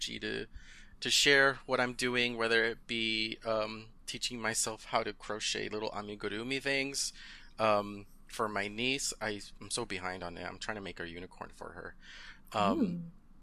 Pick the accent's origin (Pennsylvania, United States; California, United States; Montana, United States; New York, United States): California, United States; Southern; first language Spanish; English is a second language; Southern California, and I finished high school there